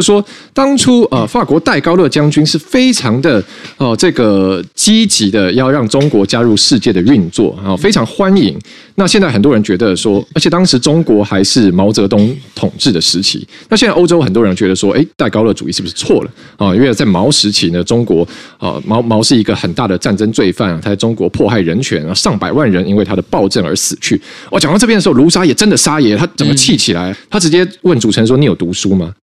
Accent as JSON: {"language": "Chinese", "country": "Taiwan", "said": "对我们来说，"}